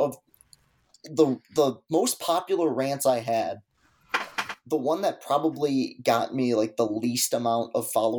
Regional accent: Lansing, Michigan, United States; I was born and raised in Lansing.

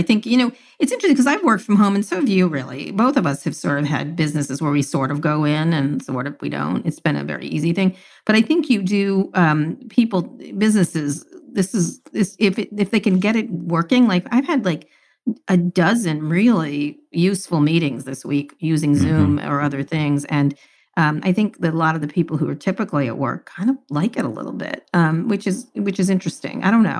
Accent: Princeton, New Jersey, United States; Do you know I grew up in Princeton, New Jersey?

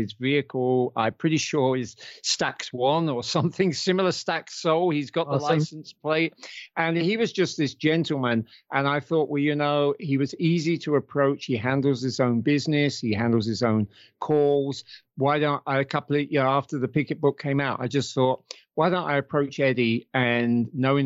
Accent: United Kingdom; moved away as an adult; also born or lived in United States; I'm British

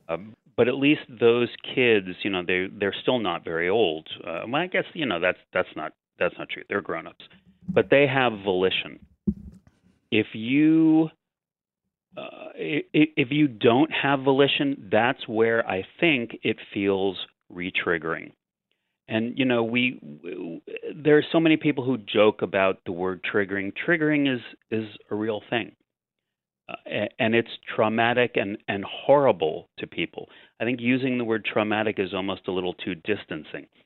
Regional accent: New York City, New York, United States; as a New Yorker

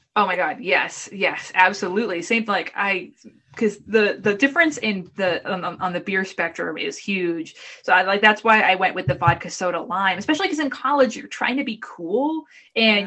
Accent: Boston, Massachusetts, United States; moved away; also born or lived in Brooklyn; I'm from the Boston area. I have an awful accent

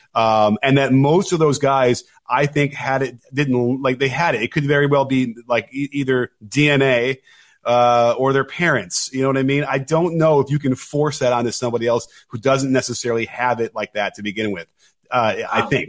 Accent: Chicago, Illinois, United States; I grew up in Chicago, was a huge Michael Jordan fan

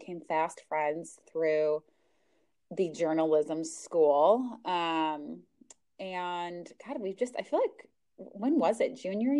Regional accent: St. Louis, Missouri, United States; we are from the Midwest. I am from St. Louis

